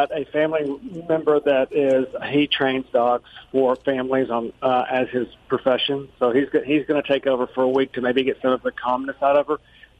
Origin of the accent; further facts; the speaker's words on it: Nashville, Tennessee, United States; I am calling from Nashville, Tennessee.